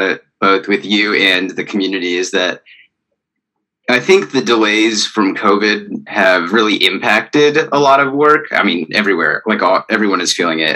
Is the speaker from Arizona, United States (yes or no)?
yes; Arizona, United States; moved away; I'm from Arizona